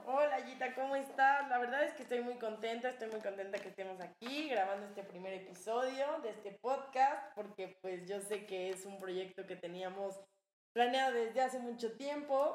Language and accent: Spanish; Cuernavaca, Morelos, Mexico; now in Mexico City, Mexico; de Cuernavaca